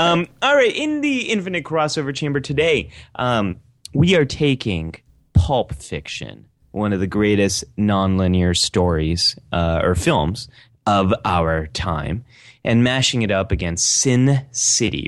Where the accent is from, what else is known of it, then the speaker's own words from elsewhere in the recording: Bay Area, California, United States; I grew up in Bay Area